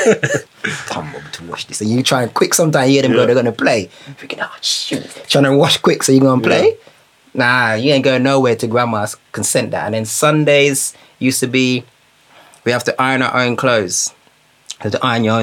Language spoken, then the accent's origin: English; Jamaica; I grew up in Jamaica.